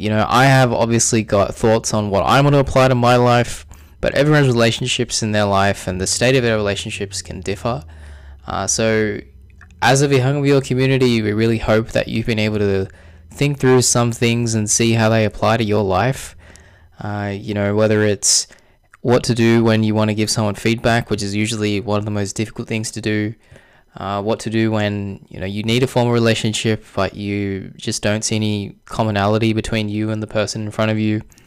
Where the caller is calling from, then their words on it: Sydney, New South Wales, Australia; I'm joining you from Sydney, Australia